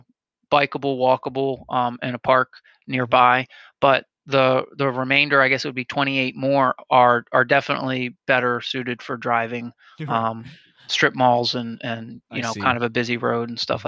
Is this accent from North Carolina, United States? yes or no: no; Harrisburg, Pennsylvania, United States; moved away as an adult; now in Reading, United States; That's where I'm from originally, kind of central to the state